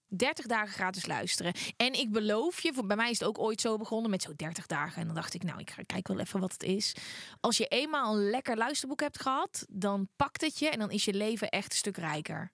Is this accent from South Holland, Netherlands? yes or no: no; North Brabant, Netherlands; omdat ik uit Brabant kwam